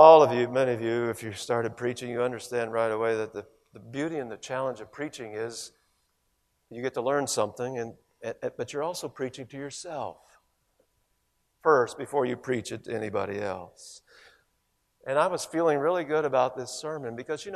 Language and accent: English; Ohio, United States; moved away; also born or lived in Gainesville, Florida; I grew up in Ohio